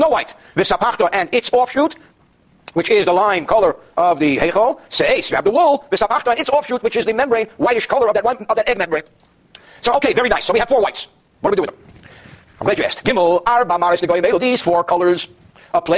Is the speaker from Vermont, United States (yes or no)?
no; New York, United States; growing up in New York